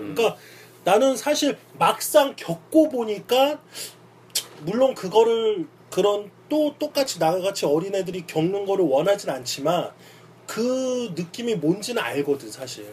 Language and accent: Korean; Seoul, South Korea; now in Itaewon, Seoul, South Korea; 내가 어렸을 때 난 영등포에 살았는데